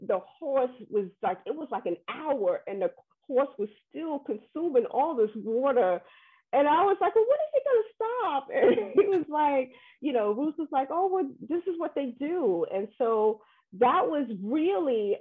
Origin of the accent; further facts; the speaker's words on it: New York, United States; I am from New York